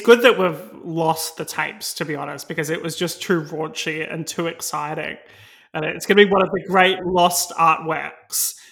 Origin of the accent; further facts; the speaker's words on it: Australia; now in United Kingdom; my home country, Australia